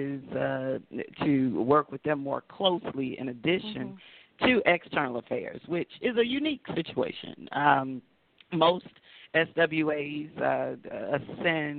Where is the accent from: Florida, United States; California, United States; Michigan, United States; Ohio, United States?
Florida, United States; Tallahassee; I'm a Tallahassee girl, and I was born in FAMU's hospital and went to FAMU High, kindergarten through 12th grade